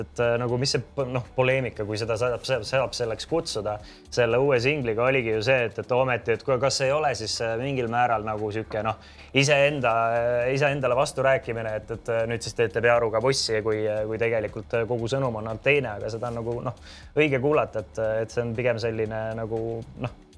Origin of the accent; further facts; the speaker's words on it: Tallinn, Harju County, Estonia; Mustamäe poisina